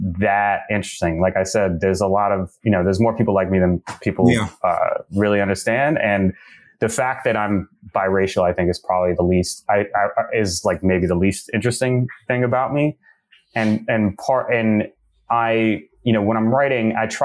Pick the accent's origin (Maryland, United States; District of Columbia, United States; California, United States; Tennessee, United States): District of Columbia, United States; Washington; I grew up in Washington, D.C., among, you know, in a very large, affectionate and loving Black family.